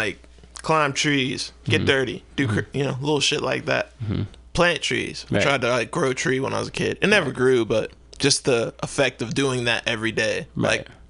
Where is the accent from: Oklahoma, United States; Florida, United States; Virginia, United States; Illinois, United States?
Virginia, United States; Bealeton; moved away as an adult; also born or lived in Warrenton, Virginia; now in San Francisco, United States; Town called Bealeton, Virginia. Was where I was raised. Town I was born in was called Warrenton, Virginia. I was born in Fauquier Hospital